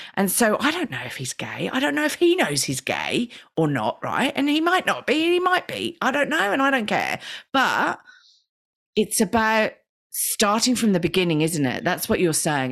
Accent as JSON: {"language": "English", "country": "Australia", "said": "we're Australian"}